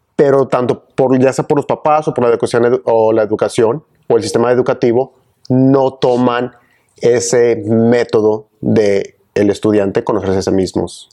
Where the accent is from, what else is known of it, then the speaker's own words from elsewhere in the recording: Ciudad Juárez, Chihuahua, Mexico; moved away as an adult; now in Austin, United States; Yo soy originario de Ciudad Juárez, Chihuahua, frontera con El Paso, Texas.